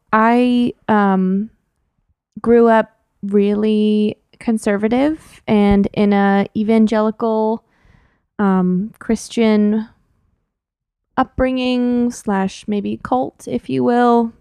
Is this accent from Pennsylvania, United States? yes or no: no; San Jose, California, United States; moved away as an adult; now in San Francisco, United States; I was born and raised in San Jose, which isn't that far from here.